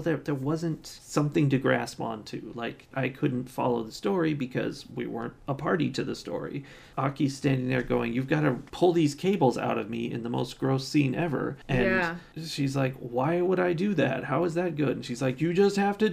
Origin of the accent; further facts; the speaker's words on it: United States; I'm from America